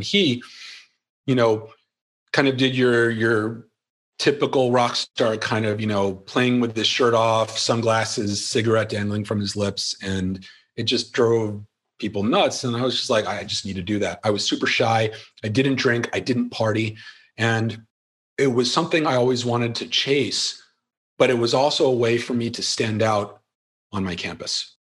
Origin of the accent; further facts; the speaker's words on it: Philadelphia, Pennsylvania, United States; So I can live and be anywhere, but I'm from Philly.